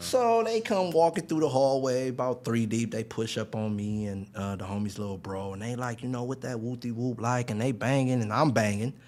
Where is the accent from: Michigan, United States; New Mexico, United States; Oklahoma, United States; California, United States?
California, United States; Long Beach; born or raised there